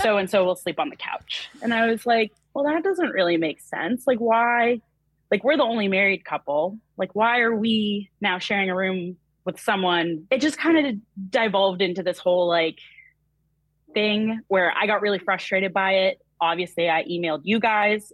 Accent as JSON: {"language": "English", "region": "New Hampshire", "country": "United States", "said": "I am from New Hampshire, so fellow New Englander over here"}